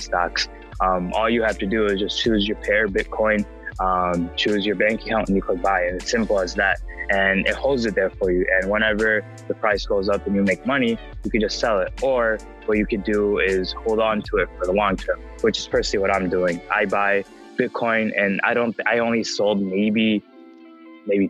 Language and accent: English; Chicago suburb, Illinois, United States; also born or lived in Flint, Michigan; I was born in Flint, Michigan. I moved here when I was around maybe like two or three. I live in a suburb in Chicago